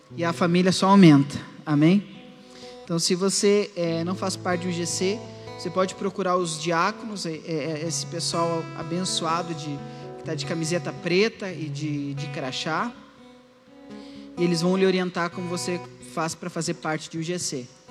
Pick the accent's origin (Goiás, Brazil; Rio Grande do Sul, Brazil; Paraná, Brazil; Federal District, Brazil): Rio Grande do Sul, Brazil; Alegrete; eu sou lá do Alegrete